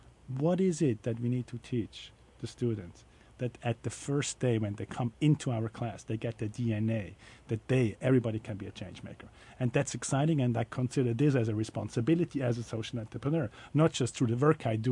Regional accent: Switzerland; moved away; I'm from Switzerland originally

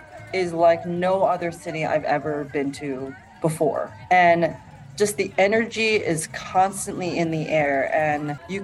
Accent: New York, United States; My first marathon, it's my home state.

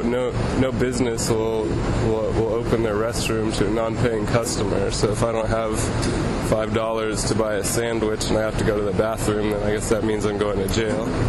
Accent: San Francisco, California, United States; moved away; I'm from San Francisco

